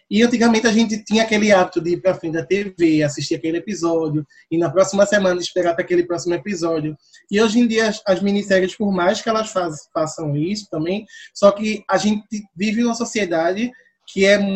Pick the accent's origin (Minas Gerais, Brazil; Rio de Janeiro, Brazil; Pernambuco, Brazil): Pernambuco, Brazil; sou pernambucano